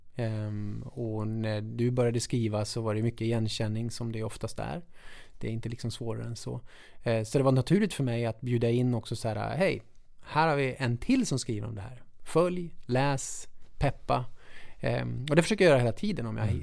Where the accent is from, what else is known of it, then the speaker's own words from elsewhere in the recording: Munkfors, Värmland, Sweden; lilla bruksorten Munkfors, där jag kommer ifrån